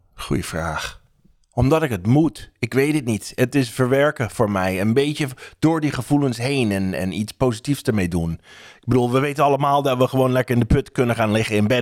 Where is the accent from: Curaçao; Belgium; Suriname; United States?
United States; Dutch is a second language; now in Netherlands; Als Amerikaan in Nederland